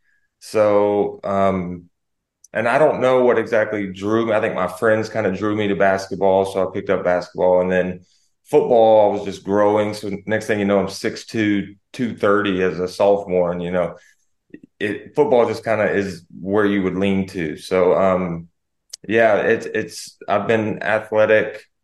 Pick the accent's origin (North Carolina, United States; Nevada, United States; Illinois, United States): North Carolina, United States; Snow Camp; I grew up right outside of Burlington, North Carolina. It was, it's called Snow Camp